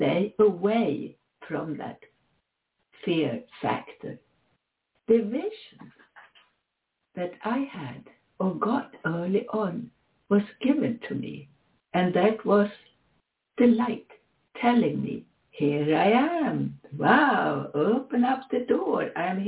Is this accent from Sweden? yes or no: yes; Sweden; moved away; also born or lived in Switzerland; Sweden is my home country, up in the very high north